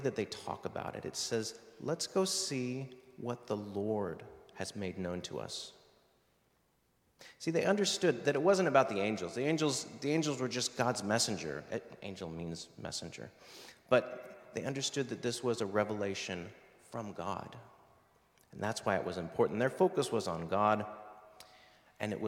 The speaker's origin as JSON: {"language": "English", "country": "United States", "tie": "born or raised there", "moved": "yes", "said": "my home country, the U.S."}